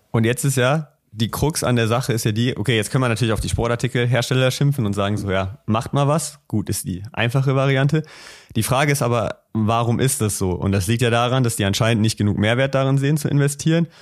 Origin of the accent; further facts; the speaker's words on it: Düsseldorf, North Rhine-Westphalia, Germany; bei uns in Düsseldorf